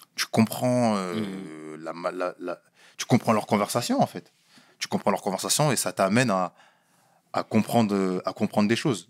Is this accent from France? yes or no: yes; France; moved away; je suis né en France. J'ai grandi en France